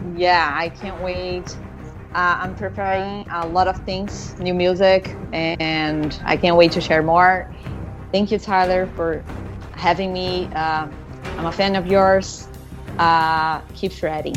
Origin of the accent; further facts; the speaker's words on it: Brazil; moved away; growing up in Brazil, guitars are so expensive there